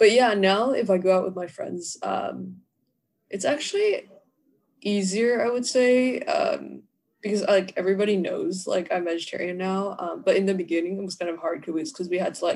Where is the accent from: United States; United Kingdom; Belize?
United States; Georgia; I'm from Georgia. I'm in Georgia.